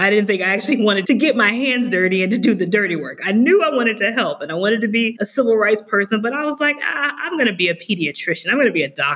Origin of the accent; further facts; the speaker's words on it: Camden, Arkansas, United States; moved away as an adult; also born or lived in Memphis, Tennessee; I am from Camden, Arkansas